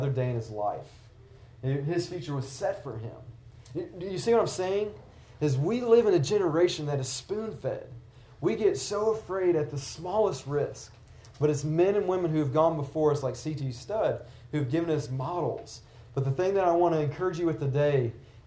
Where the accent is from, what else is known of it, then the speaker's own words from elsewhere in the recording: the South, United States; I'm from the South